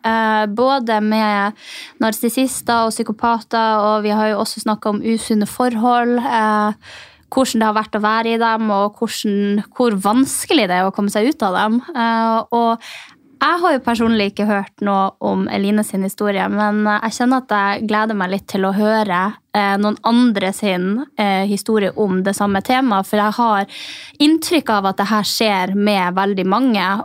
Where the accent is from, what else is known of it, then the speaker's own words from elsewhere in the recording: Finnmark, Norway; now in Oslo, Norway; Selv om vi bor i Oslo, så tenk, jeg tenkte når jeg kom fra Finnmark, så tenkte jeg wow, stor